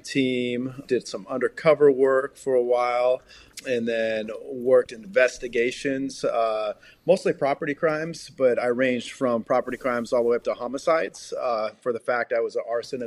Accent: Puget Sound, Seattle region, Washington, United States; I grew up in the Puget Sound, Seattle region

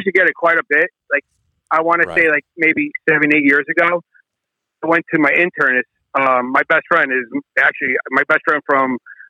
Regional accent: New Jersey, United States; moved away; You know, I'm from Jersey

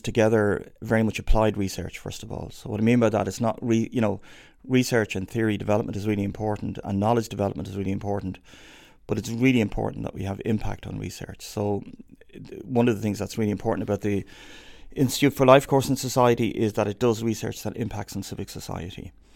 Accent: Dublin, Leinster, Ireland; growing up in Dublin

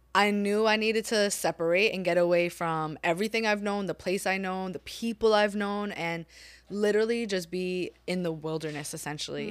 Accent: New York City, New York, United States; moved away as an adult; also born or lived in Japan; I'm born and raised in New York City, Staten Island.

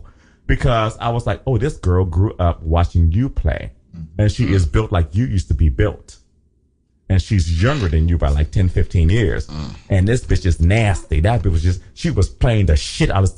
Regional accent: Liberia; accent: Liberian; I had a good old Liberian my Liberian accent came out, my African accent.

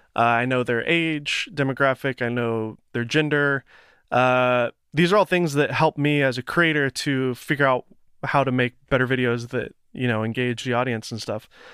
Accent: Nashville, Tennessee, United States; I'm from Tennessee, from Nashville

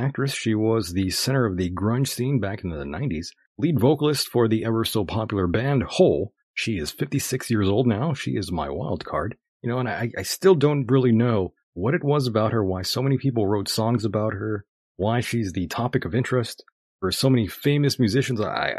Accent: El Centro, California, United States; she's from here in my hometown.

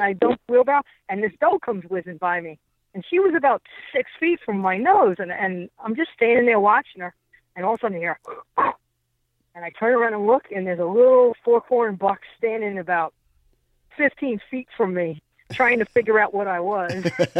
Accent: Long Island, New York, United States; also born or lived in Adirondacks; now in Florida, United States; I'm from Long Island, and I used to shoot rabbits off horseback with my recurve.

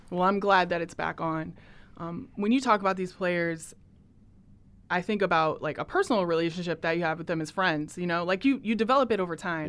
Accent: Portland, Oregon, United States; I'm from Portland

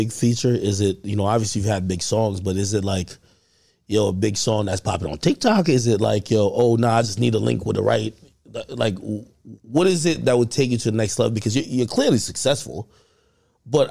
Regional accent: New Jersey, United States; also born or lived in Jamaica / Clarendon, Jamaica; we in Jersey, and I am from Jersey.

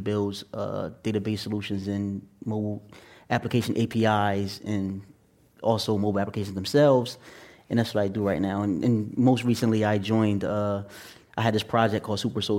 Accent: Atlantic City, New Jersey, United States; now in New York, United States; I was born and raised in Atlantic City, New Jersey, and now I live in New York

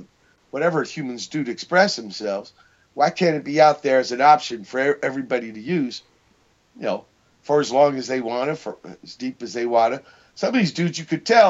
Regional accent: San Pedro, California, United States; also born or lived in Virginia; I learned to appreciate Pedro. I'm not really from here. I came here when I was 9 from Virginia, but I liked it

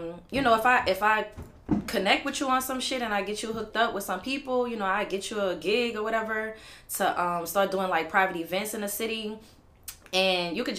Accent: New Orleans, Louisiana, United States; moved away as an adult; also born or lived in Texas; I'm from New Orleans. I'm out the 9 wall, Bywater, downtown baby, 7 wall, 8 wall

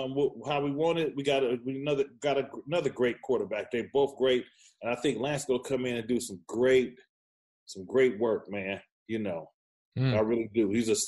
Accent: the Bay Area, California, United States; because I'm from the Bay. At the end of the day, I represent the Bay Area.

